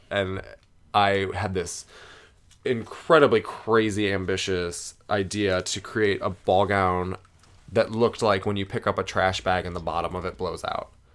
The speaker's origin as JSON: {"language": "English", "area": "a little town west of Cleveland", "region": "Ohio", "country": "United States", "tie": "born or raised there", "moved": "as an adult", "lives_now": "New York City, United States", "said": "I grew up in a little tiny town about twenty minutes west of Cleveland, Ohio, um, close to Lake Erie"}